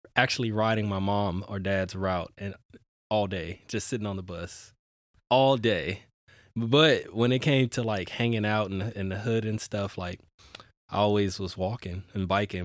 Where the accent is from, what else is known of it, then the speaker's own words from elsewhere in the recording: Houston, Texas, United States; now in Portland, United States; I grew up in Houston, Texas